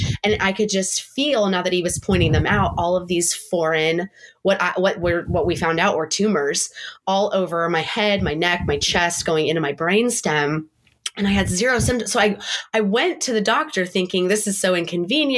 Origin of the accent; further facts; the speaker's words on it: San Diego, California, United States; moved away as an adult; now in Montana, United States; we're from San Diego and, you know, it's normally 80 degrees into like Thanksgiving time